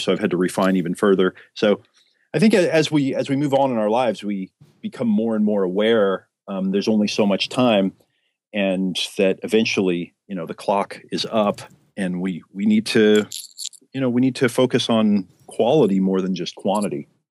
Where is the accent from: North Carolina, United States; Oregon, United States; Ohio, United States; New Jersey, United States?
Oregon, United States; moved away as an adult; also born or lived in San Diego, California; I grew up in Oregon, literally out in the backwoods